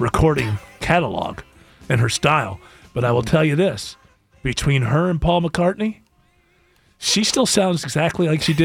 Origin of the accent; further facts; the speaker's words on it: Rochester, New York, United States; I'm from Rochester, New York, which has the most annoying accent of all time